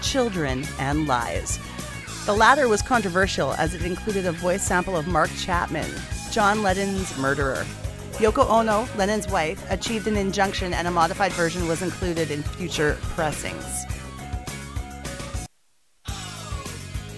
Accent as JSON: {"language": "English", "town": "Edmonton", "region": "Alberta", "country": "Canada", "tie": "born or raised there", "said": "where I grew up in Edmonton, Alberta"}